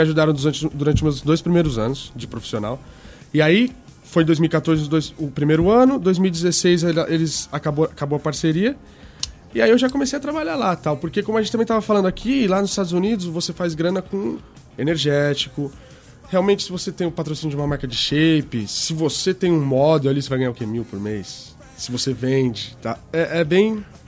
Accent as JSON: {"language": "Portuguese", "town": "Santo André", "region": "São Paulo", "country": "Brazil", "tie": "born or raised there", "said": "Sou de Santo André e aí eu já comecei a andar de skate com meus amigos da escola lá na Atente"}